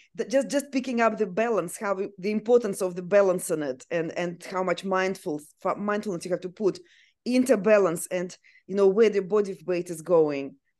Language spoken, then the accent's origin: English; Siberia, Russia; English is a second language; now in Australia; I actually was born and grew up in Siberia, which is very cold place.